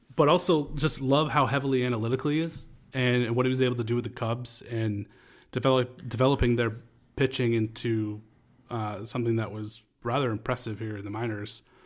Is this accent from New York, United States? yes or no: no; Lewiston, Maine, United States; my hometown in Lewiston, Maine